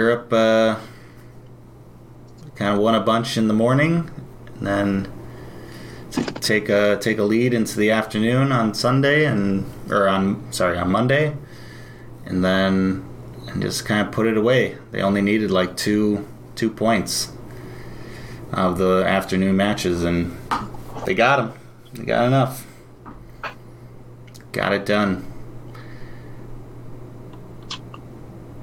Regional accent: United States; we're American

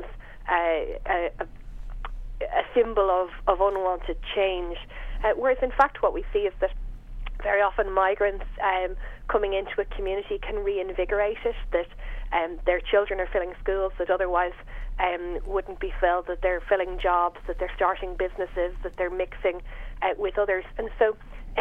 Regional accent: Fingal, Leinster, Ireland; moved away as an adult; also born or lived in Northern England; I grew up in Fingal, and I went to England

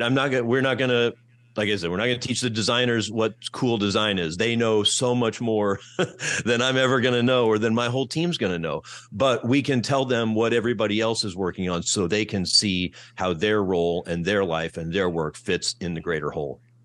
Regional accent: Iowa City, Iowa, United States; moved away as an adult; also born or lived in Kentucky / Detroit; my hometown, Iowa City, Iowa

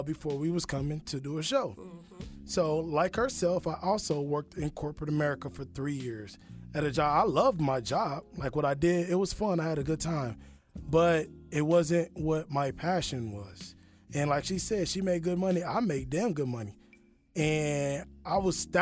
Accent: Kansas City, United States; moved away as an adult; now in Atlanta, United States; I'm from Kansas City. And I moved here without a job

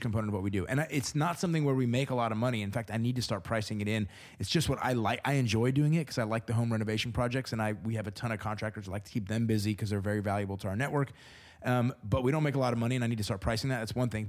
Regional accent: Houston, Texas, United States; now in Tulsa, United States; I was born in Houston

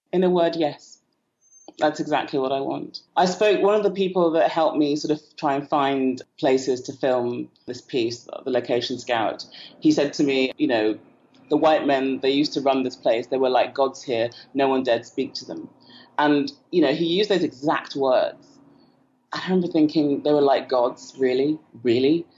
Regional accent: United Kingdom; moved away as an adult; also born or lived in Port Harcourt, Nigeria; now in Niger Delta, Nigeria; I spent most of my life in the UK.

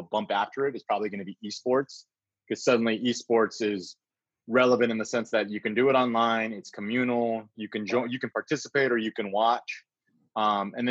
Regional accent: San Antonio, Texas, United States; moved away as an adult; also born or lived in Austin, Texas / Dallas, Texas / Houston, Texas / Milwaukee, Wisconsin; I'm a Texas kid, born and raised San Antonio. Grew up in San Antonio

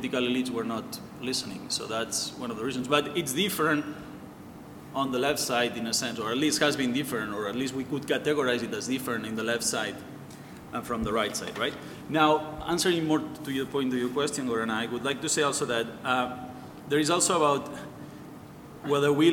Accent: Barcelona, Catalonia, Spain; I'm from Barcelona

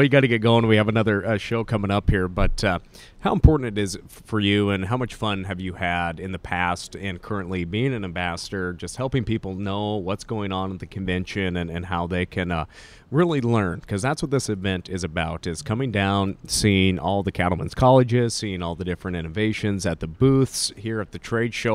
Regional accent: Montana, United States; accent: Canadian, Montana; I got the Canadian, Montana accent

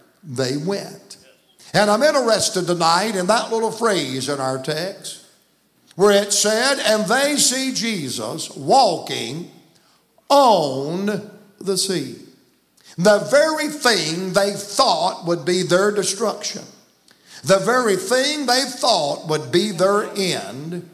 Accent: the South, United States; I was raised in the South

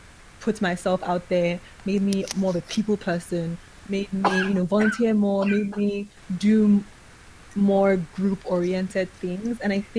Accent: Nigeria; also born or lived in United States; So I was born and raised in Nigeria. Then I went to the States for university, worked there for a year, and then moved back to Nigeria.

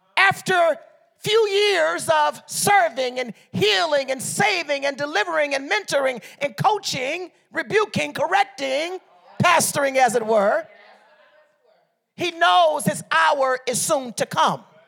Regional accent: Liberia; moved away; also born or lived in Detroit, Michigan, United States; I'm from Liberia, West Africa

